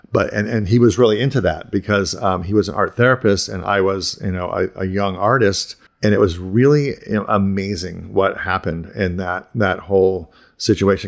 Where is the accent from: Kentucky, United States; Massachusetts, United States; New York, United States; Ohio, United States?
Ohio, United States; moved away as an adult; also born or lived in Pittsburgh / Boston; I grew up in Ohio, and then I moved to, like, to Pittsburgh and Boston